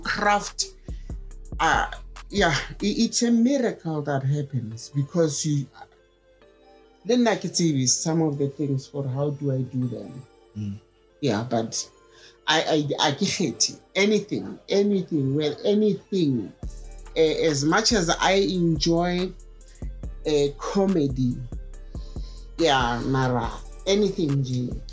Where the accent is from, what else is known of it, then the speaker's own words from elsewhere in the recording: Johannesburg, Gauteng, South Africa; born and bred in Alex. So, Alexandra, nkanne ka rena